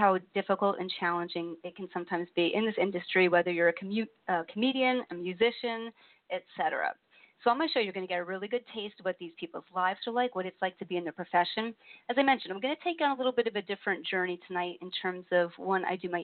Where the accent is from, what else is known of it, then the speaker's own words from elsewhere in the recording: East Coast, United States; accent: northern east northern; I'm from the East Coast, and sometimes people tell me I have an accent